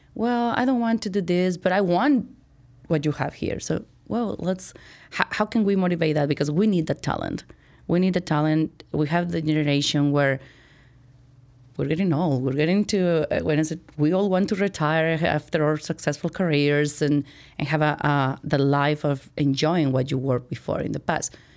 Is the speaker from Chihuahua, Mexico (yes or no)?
yes; Chihuahua, Mexico; moved away as an adult; now in Chicago, United States; I was born and raised in Mexico, went to college in Mexico